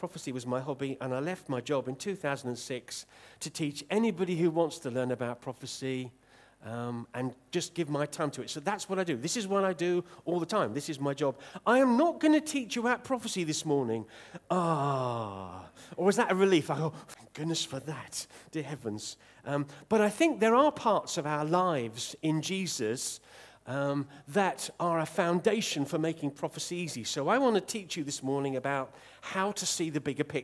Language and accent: English; Southampton, South East England, United Kingdom; I'm from Southampton, England